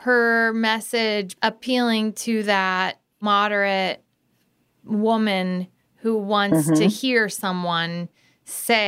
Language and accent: English; Galesburg, Illinois, United States; moved away; I grew up in Galesburg, Illinois, and worked in Midwestern politics.